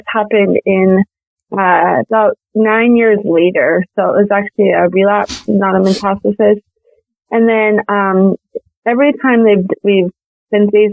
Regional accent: Montana, United States; I am from Montana

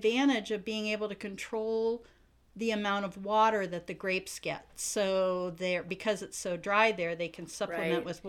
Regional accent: Virginia, United States; now in Coeur d'Alene, United States; So I grew up in Virginia. My whole family lives in Virginia.

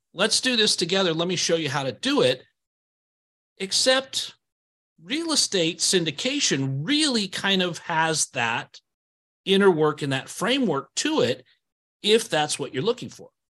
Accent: Idaho, United States; I moved here when I was eight, but I've been here the whole time.

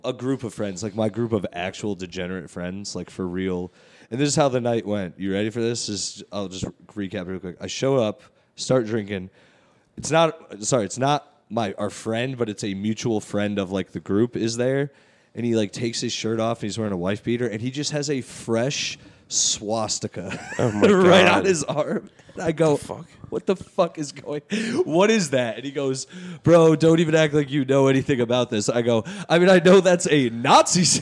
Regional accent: Middletown, Connecticut, United States; born or raised there

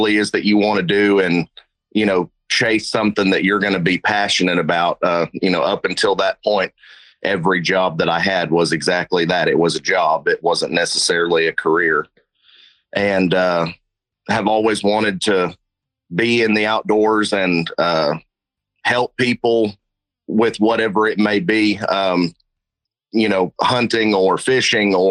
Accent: Oklahoma City, Oklahoma, United States; now in Little Rock, United States; I'm originally from Oklahoma City

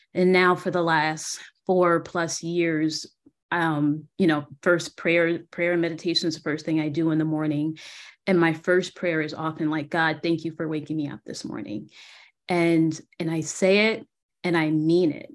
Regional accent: New Jersey, United States; moved away as an adult; also born or lived in Philadelphia, Pennsylvania; now in San Antonio, United States; based in San Antonio, Texas, but I'm originally from New Jersey.

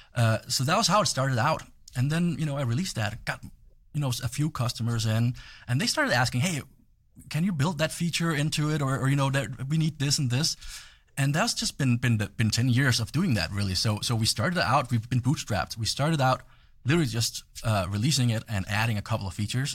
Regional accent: Denmark; moved away; I'm from Europe

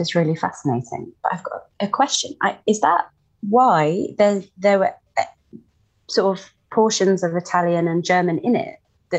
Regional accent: United Kingdom; being British

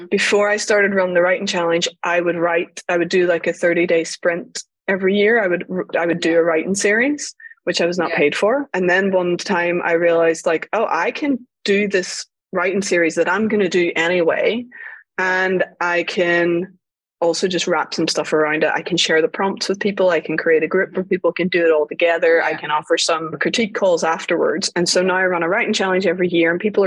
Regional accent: Northern Ireland, United Kingdom; I grew up in Northern Ireland during the Troubles

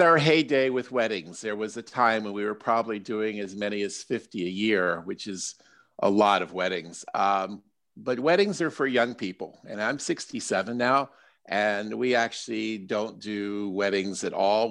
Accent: Silver Spring, Maryland, United States; my hometown of Silver Spring

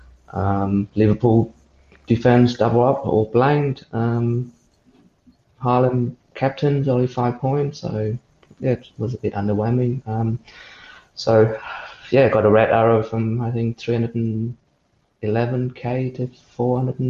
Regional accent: Vietnam; moved away; I'm from Vietnam originally

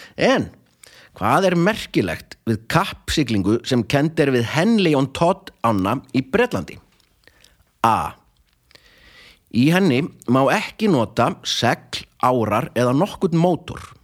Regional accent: Akureyri, Northeastern Region, Iceland; þegar ég var ungur á Akureyri

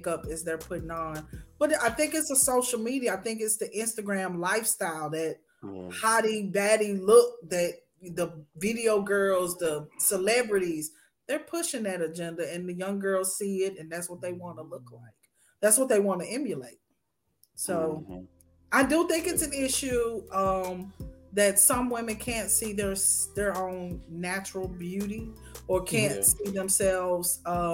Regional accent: Memphis, Tennessee, United States; I'm from Memphis, but I'm all over the place

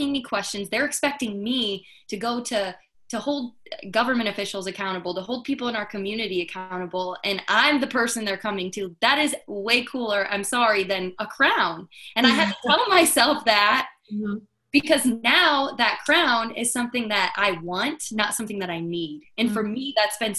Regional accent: northern Indiana, United States; Miss Indiana was in my hometown for years. It used to be in the northern part of the state

